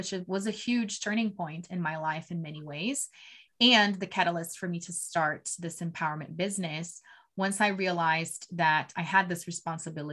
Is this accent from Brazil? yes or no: yes; Brazil; moved away as an adult; now in United States; I'm originally from Brazil, born and raised